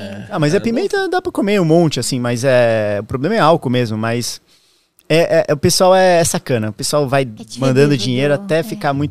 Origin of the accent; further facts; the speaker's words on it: Balneário Camboriú, Santa Catarina, Brazil; moved away; also born or lived in Santos; Eu é sou natural de Balneário Camboriú, nasci lá. E desde o começo da pandemia, nunca mais fui para lá, né?